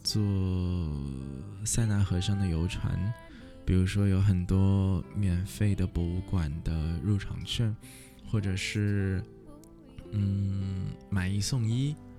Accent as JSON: {"language": "Chinese", "region": "Shanghai", "country": "China", "moved": "yes", "said": "有一年没回去了，突然也和竹马一样，很想念上海"}